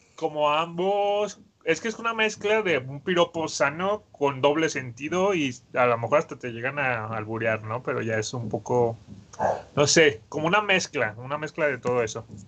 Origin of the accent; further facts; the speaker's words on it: Mexico; todos los mexicanos debemos de tener